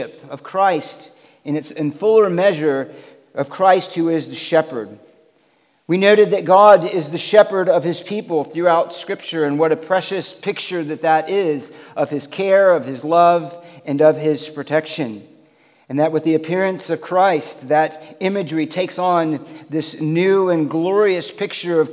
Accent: Florida, United States; moved away; I grew up in Florida

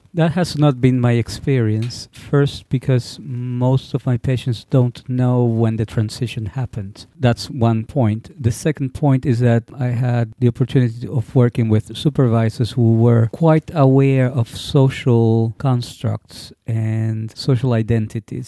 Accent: Puerto Rico; my growing up in Puerto Rico

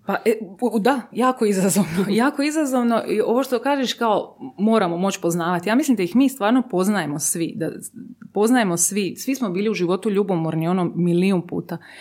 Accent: Zadar, Split-Dalmatia County, Croatia; ja sam odrasla u Zadru, Splitu

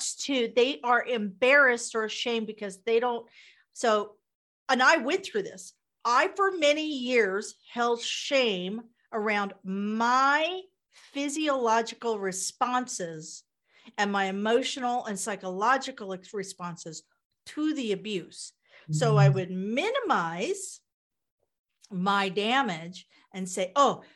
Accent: Kansas, United States; I'm from Kansas

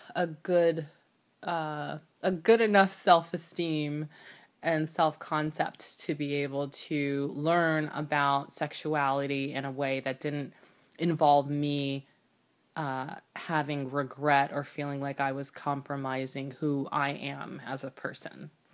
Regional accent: United States; I was actually born in the United States, and I was raised in New York, New Jersey, in, during the eighties and nineties

